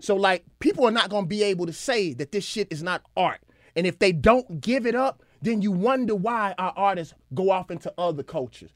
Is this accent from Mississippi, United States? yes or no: yes; Mississippi, United States; because I'm from Mississippi and I'm from the South